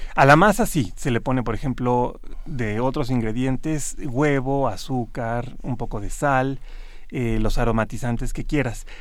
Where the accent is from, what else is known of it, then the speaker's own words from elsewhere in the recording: Mexico; aquí en México se producía el azúcar y se producían unas cantidades increíbles